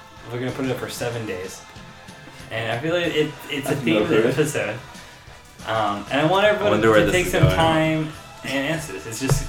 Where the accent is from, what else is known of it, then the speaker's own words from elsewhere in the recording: Los Angeles, California, United States; I'm from L.A., and I'll say they're from, I'm from Dodger Stadium, near Dodger Stadium, near downtown.